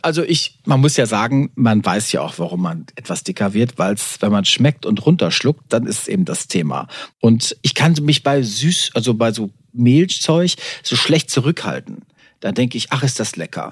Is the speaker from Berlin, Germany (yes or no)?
no; Warendorf, North Rhine-Westphalia, Germany; wir sind ja Pferdekinder, wir kommen aus Warendorf.